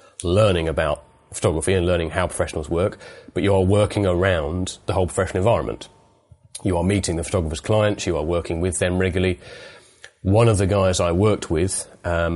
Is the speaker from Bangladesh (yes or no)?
no; East Midlands, United Kingdom; moved away as an adult; also born or lived in Blackpool / London; East Midlands originally